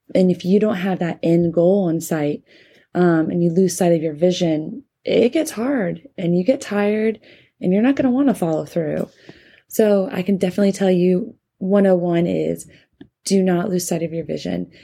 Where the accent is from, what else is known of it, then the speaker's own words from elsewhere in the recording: North Carolina, United States; my home state of North Carolina